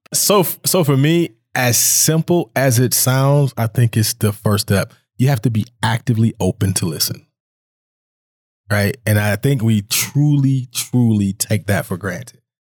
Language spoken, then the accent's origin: English; Jacksonville, Florida, United States; also born or lived in Reno, Nevada; now in Billings, United States; I'm originally from Jacksonville, Florida, but I came here via Reno, Nevada